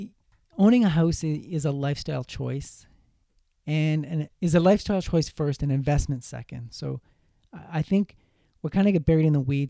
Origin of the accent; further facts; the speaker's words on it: Cobourg, Ontario, Canada; I'm from Cobourg, Ontario